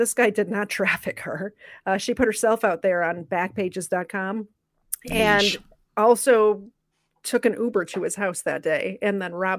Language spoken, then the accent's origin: English; Chicago, Illinois, United States; I'm from Chicago